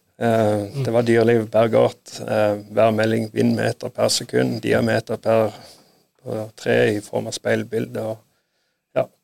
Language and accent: Norwegian; Sirdal, Agder, Norway; Jeg er fra Sirdal